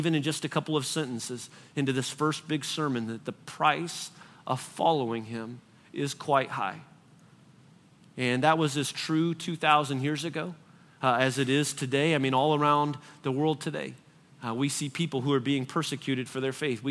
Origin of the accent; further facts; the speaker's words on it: United States; American Christians